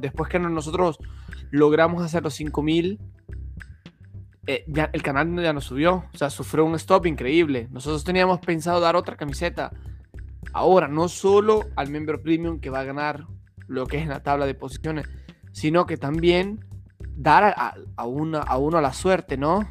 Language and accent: Spanish; El Salvador; moved away as an adult; now in Italy; Yo soy salvadoreño